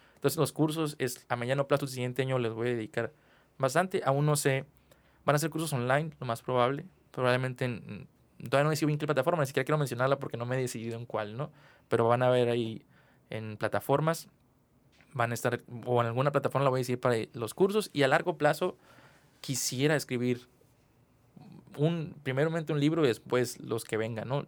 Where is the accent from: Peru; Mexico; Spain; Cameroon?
Mexico; como ciudadano mexicano